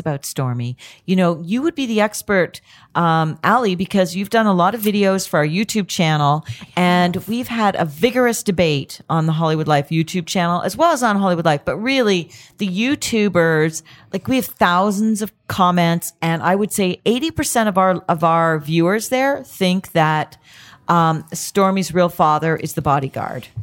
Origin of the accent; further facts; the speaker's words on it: Canada; I'm Canadian